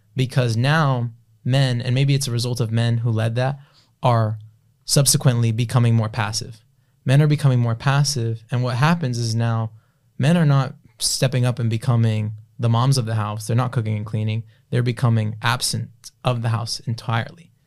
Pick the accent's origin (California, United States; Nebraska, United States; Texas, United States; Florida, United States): Florida, United States; Broward County; also born or lived in South Miami, Florida / Palm Beach County, Florida; Moved out of there as a toddler into Broward County